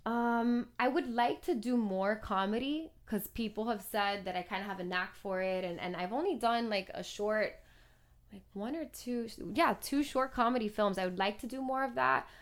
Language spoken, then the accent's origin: English; Miami, Florida, United States; moved away as an adult; also born or lived in Los Angeles; growing up in Miami, English is very much a, a second language